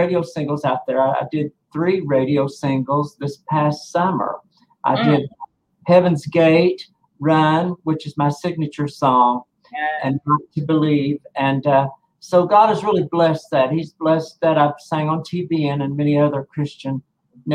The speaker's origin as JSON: {"language": "English", "town": "Corydon", "region": "Indiana", "country": "United States", "said": "I'm from Corydon, Indiana, which is about 22 miles northwest of Louisville, Kentucky"}